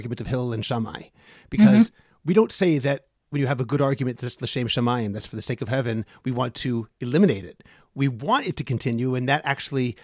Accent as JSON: {"language": "English", "town": "Newton", "region": "Massachusetts", "country": "United States", "tie": "born or raised there", "also_born_or_lived": "Lowell, Massachusetts", "moved": "as an adult", "lives_now": "Israel", "said": "I was born in Lowell, Massachusetts, and grew up in Newton"}